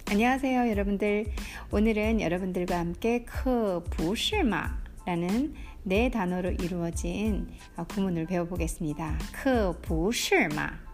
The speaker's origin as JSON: {"language": "Korean", "country": "South Korea"}